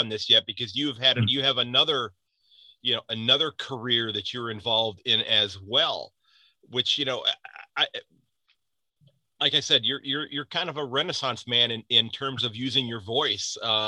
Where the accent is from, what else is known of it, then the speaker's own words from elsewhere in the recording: United States; as an American sports fan